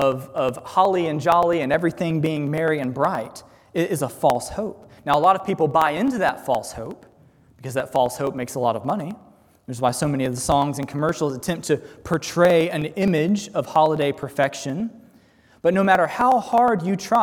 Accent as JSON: {"language": "English", "country": "United States", "said": "American Christians"}